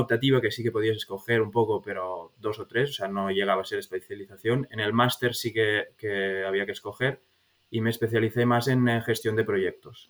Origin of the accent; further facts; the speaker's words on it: Sant Cugat del Vallès, Catalonia, Spain; moved away; also born or lived in Barcelona; Pues soy de Barcelona, aunque viví, bueno, casi toda mi vida en San Cugat del Vallès, al lado de Barcelona, pero nací en Barcelona